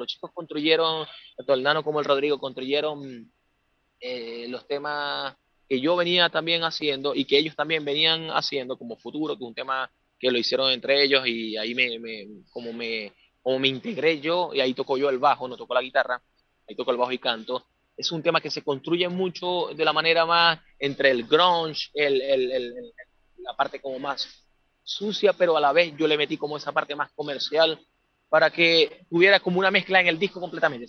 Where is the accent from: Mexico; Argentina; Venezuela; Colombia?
Venezuela; moved away as an adult; now in Santiago, Chile; yo soy de nacionalidad venezolana